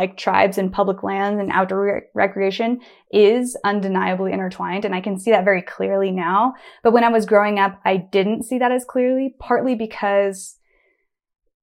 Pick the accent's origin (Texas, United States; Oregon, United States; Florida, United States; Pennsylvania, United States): Oregon, United States; Bend; I grew up in Bend, Oregon, and I was going to Smith Rock my whole life